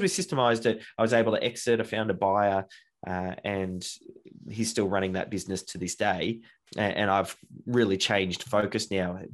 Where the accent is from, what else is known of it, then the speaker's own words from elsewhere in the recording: Melbourne, Victoria, Australia; I grew up in Melbourne, Australia, and have been here pretty much from day dot.